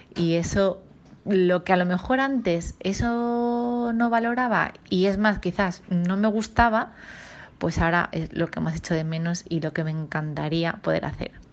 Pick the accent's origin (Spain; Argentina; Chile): Spain; Sant Antoni de Portmany, Balearic Islands; moved away as an adult; also born or lived in Palma / Italy; soy de Ibiza y de Sant Antonio de Purmañ